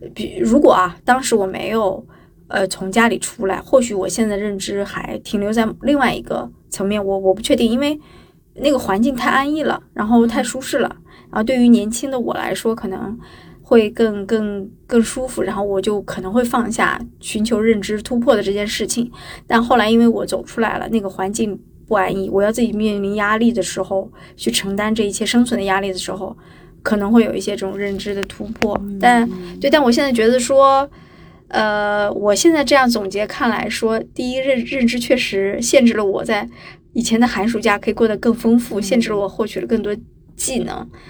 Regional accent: Qingdao, Shandong, China; now in Hangzhou, China; 我是青岛人嘛，旅游城市的人

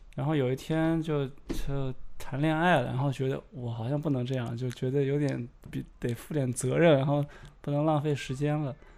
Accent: the Northwest, Northwest China, China; moved away as an adult; also born or lived in Shanghai; 我来自西北，然后之前是在上海，啊，之前在上海大概待了有八年

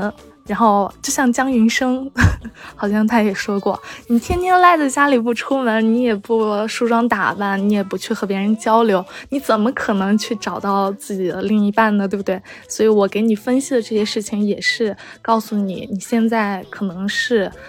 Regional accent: China; 按我们中国人的说法就是透露天机，可以这样子说。

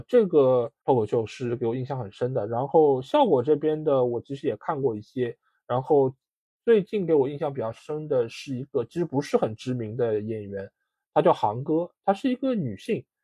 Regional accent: Shanghai, China; 我们出生在上海的一些人

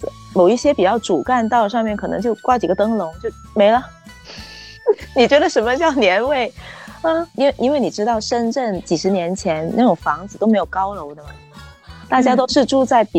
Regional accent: Shenzhen, Guangdong, China; 我从小都是在在深圳

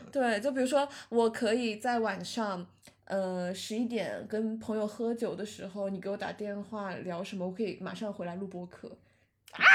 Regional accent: Sichuan, China; 小时候在四川的高速公路上会看到很多载猪的车

